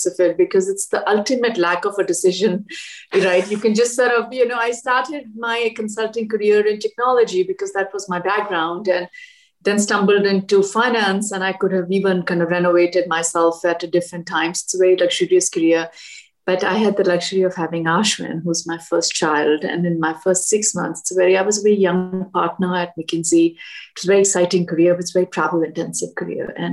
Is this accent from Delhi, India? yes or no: yes; Delhi, India; moved away as an adult; also born or lived in Washington, D.C.; now in United States; I grew up in Delhi